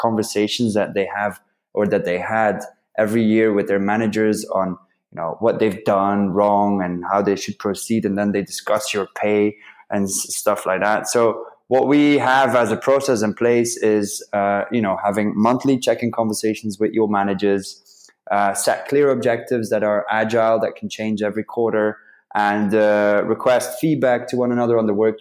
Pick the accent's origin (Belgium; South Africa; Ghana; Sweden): Belgium; also born or lived in London; I'm from Belgium.